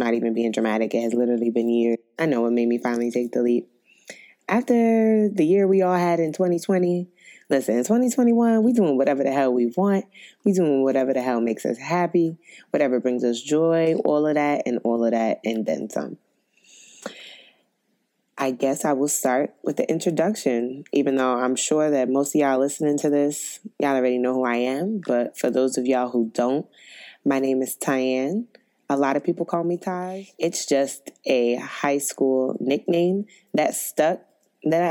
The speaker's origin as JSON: {"language": "English", "town": "New York City", "region": "New York", "country": "United States", "said": "I'm from Brooklyn, New York"}